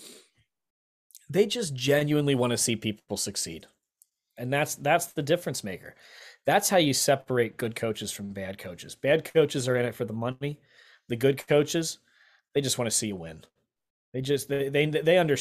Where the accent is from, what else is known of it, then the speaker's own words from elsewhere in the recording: Lancaster, Pennsylvania, United States; I'm from Lancaster